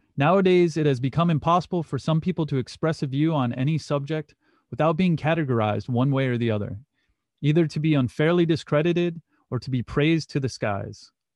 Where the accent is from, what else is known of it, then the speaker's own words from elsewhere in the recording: Muskegon, Michigan, United States; The Catholic Church I went to growing up in Muskegon, Michigan was called Saint Francis de Sales